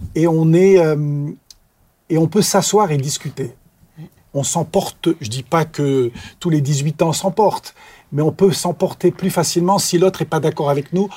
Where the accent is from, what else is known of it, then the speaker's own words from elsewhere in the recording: Clermont-Ferrand, Auvergne-Rhône-Alpes, France; moved away as an adult; also born or lived in Cambodia; now in Soultzeren/Sosheim, France; je suis né en Auvergne